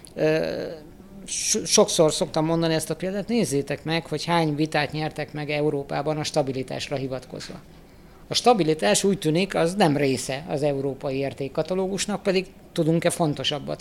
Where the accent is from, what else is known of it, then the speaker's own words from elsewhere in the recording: Hungary; szenvedélyesen magyarok vagyunk